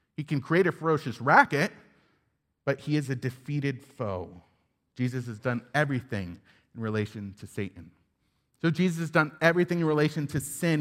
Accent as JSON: {"language": "English", "region": "upstate New York", "country": "United States", "tie": "born or raised there", "said": "I grew up in Independent Baptist Church in upstate New York"}